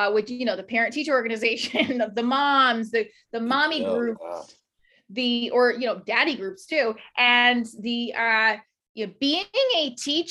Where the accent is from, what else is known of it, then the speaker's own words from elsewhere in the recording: New Jersey, United States; We do have a way of doing things in Jersey and New York